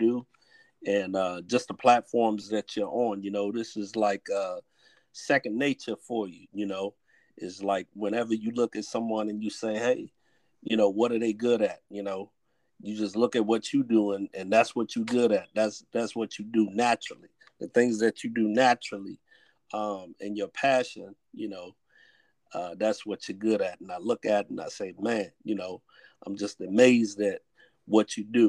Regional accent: Washington, District of Columbia, United States; we hail from the Washington D.C. area

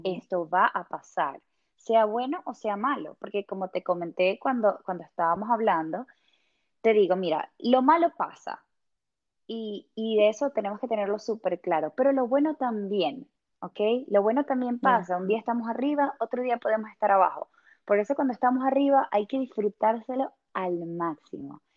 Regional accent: Venezuela; moved away as an adult; now in England, United Kingdom; yo soy venezolana

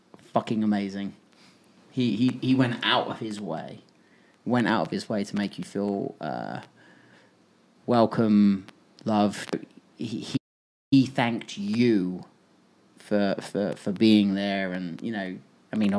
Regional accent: Portsmouth, South East England, United Kingdom; I was from Portsmouth

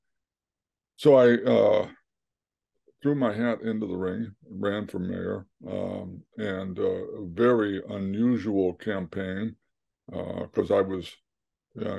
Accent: West Virginia, United States; moved away; also born or lived in Kansas City, Missouri; grew up in West Virginia, in a very working class family

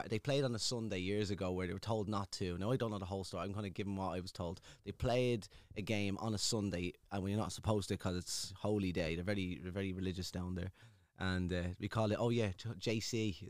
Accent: Dublin, Leinster, Ireland; So I'm originally from Ballymun, the four-story flats in Shangan.

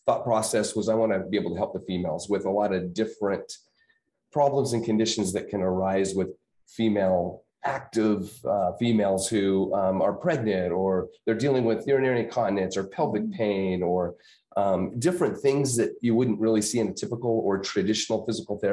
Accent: Prescott, Arizona, United States; my hometown. So growing up, I went to high school and junior high there

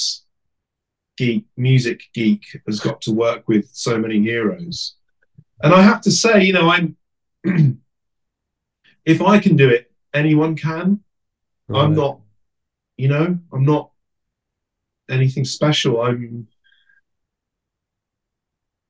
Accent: England, United Kingdom; as an Englishman

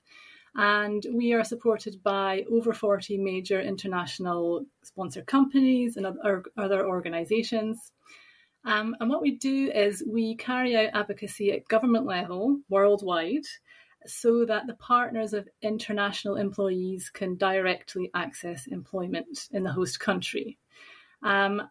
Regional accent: east coast of Scotland near St Andrews, United Kingdom; now in Amsterdam, Netherlands; I'm from the east coast near St Andrews

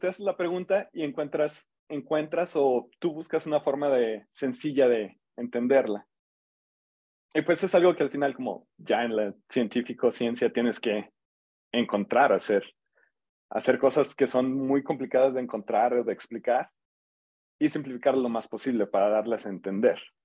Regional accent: San Luis Potosí, Mexico; moved away as an adult; now in College Park, United States; soy de aquí de San Luis. Em, yo hice licenciatura y maestría aquí en San Luis

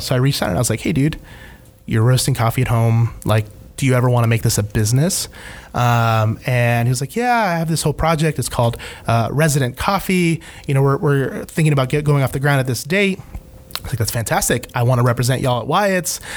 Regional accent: Ecuador; now in United States; I'm an immigrant. I was born in Ecuador

